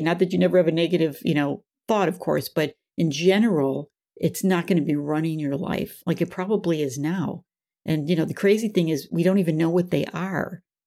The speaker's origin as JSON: {"language": "English", "town": "Buffalo", "region": "New York", "country": "United States", "tie": "born or raised there", "said": "I grew up in Buffalo, New York"}